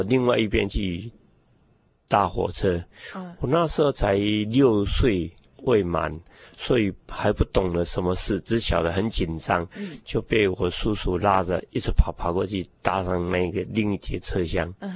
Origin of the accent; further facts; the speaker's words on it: northern Taiwan, Taiwan; 所以我也随着家父到北部去工作。啊，因为比较在北部工作，我会在那边成长。啊，那就是在整个，呃，学龄前就是在北部成长的